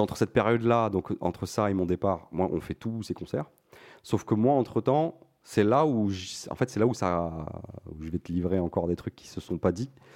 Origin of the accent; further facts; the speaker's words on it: France; je suis franco-marocain, mais je suis, j'ai, j'ai grandi en France